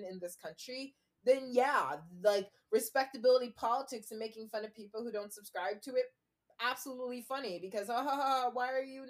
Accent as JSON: {"language": "English", "region": "New York", "country": "United States", "tie": "born or raised there", "said": "I was born in New York."}